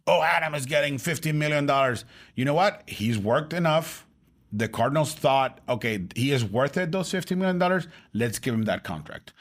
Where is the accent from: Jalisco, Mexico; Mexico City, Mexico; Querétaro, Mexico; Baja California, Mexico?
Baja California, Mexico; Tijuana; I'm from Tijuana